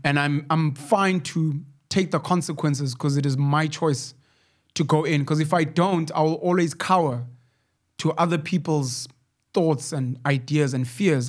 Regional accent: Newcastle, KwaZulu-Natal, South Africa; my hometown in Newcastle

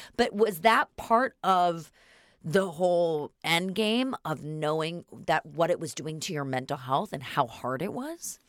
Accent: Northern California, United States; I'm from Northern California.

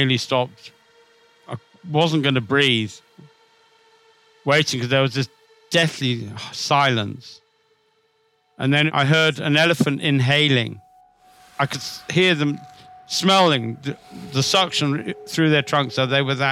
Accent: Zimbabwe; When I was a kid, I used to go collecting snakes a lot in growing up in Zimbabwe

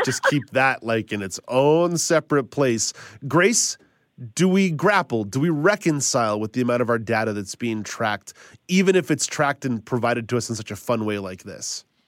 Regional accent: Quebec, Canada; growing up in Quebec

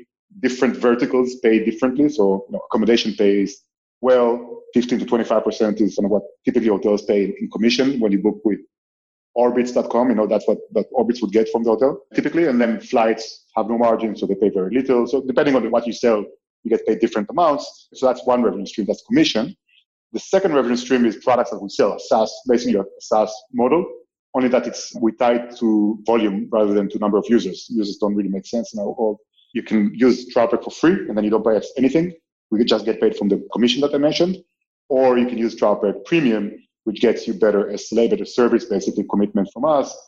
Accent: Israel; moved away as an adult; also born or lived in Paris, France; now in Barcelona, Spain; I'm from Israel originally

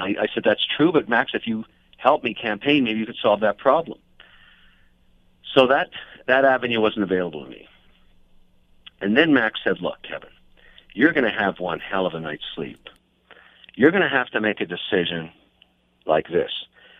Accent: Montreal, Quebec, Canada; I was born in Montreal

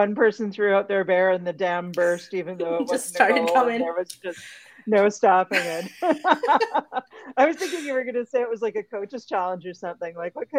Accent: Vancouver, British Columbia, Canada; Second star, we drop into my hometown of Vancouver

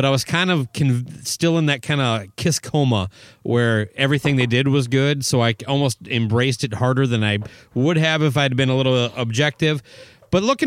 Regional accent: Owatonna, Minnesota, United States; my hometown of Owatonna

